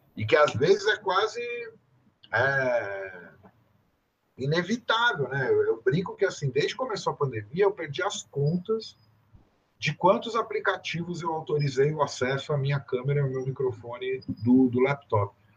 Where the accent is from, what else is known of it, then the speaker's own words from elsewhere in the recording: São Paulo, Brazil; eu sou, sou paulista